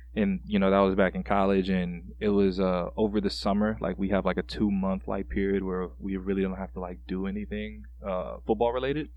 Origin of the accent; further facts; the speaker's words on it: Panama City, Florida, United States; moved away as an adult; now in Minnesota, United States; I'm originally from Panama City, Florida.